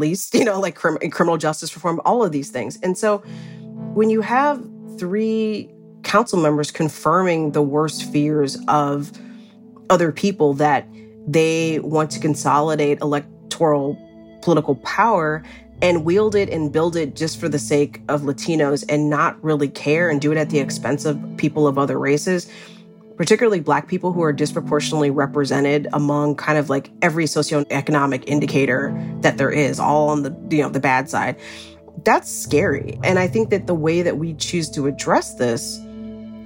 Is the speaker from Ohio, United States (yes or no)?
yes; Cleveland, Ohio, United States; also born or lived in Indianapolis, Indiana; now in Los Angeles, United States; I grew up in Cleveland, Ohio. I lived in Indianapolis, Indiana for years